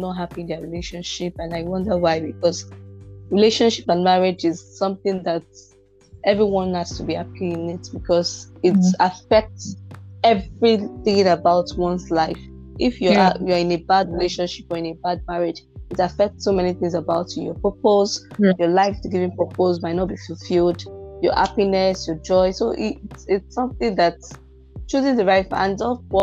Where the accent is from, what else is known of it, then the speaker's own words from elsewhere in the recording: Anambra, Nigeria; I'm from Anambra State and I'm married